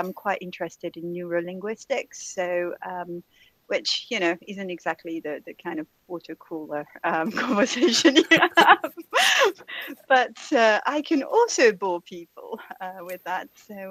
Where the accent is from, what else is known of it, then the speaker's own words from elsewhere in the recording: France; first language French; English is a second language; First of all, I was born and raised in France, but decided speaking French was too boring, so let's get a few languages under my belt.